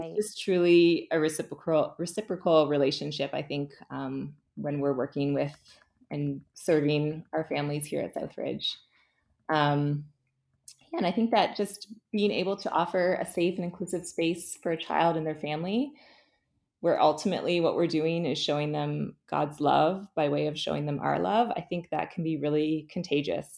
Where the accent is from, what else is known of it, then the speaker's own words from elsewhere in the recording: St. Catharines, Ontario, Canada; also born or lived in Guelph; So I grew up in St. Catharines. Um, I lived here until I went to the University of Guelph